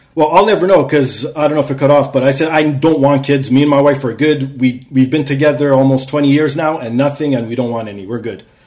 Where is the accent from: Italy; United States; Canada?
Canada; also born or lived in Toronto; I'm a Canadian.